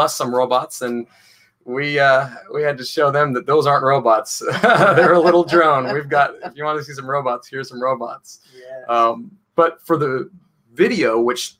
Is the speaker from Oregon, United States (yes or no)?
yes; Portland, Oregon, United States; moved away as an adult; now in London, United Kingdom; I'm from Portland, Oregon, on the West Coast.